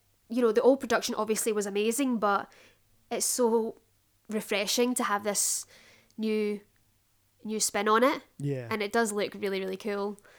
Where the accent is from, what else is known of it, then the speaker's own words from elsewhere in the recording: Glasgow, Scotland, United Kingdom; moved away; I would have been bringing McEponine to my hometown.